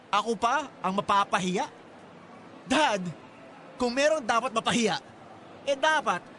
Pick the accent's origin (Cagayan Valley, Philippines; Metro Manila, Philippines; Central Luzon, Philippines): Metro Manila, Philippines; Mandaluyong; Ah, ako kasi, taga Mandaluyong talaga ako eh.